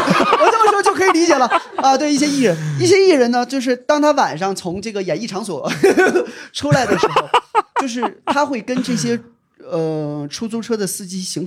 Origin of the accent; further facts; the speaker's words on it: Northeast China, China; 就是我老家我都很很难想象，就是他们上班到底是怎么上的啊？亦或是我老家因为在东北嘛啊，你也知道可能没什么班儿了已经，